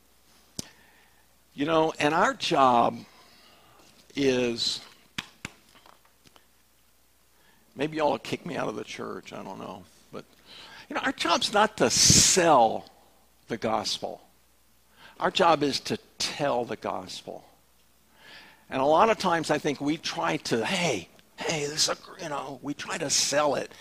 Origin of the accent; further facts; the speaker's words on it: the South, United States; We're from the South